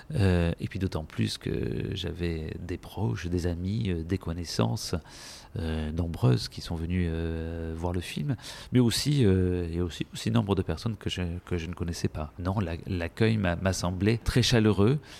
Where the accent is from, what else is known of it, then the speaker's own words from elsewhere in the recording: Marseille, Provence-Alpes-Côte d'Azur, France; moved away as an adult; also born or lived in Paris; j'ai quitté Marseille, j'avais un peu plus de 19 ans